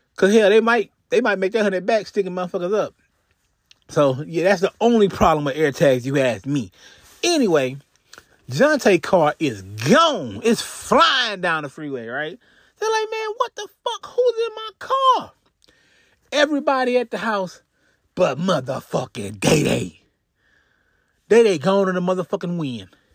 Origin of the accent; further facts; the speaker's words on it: Houston, Texas, United States; I'm from Texas, Houston, Texas.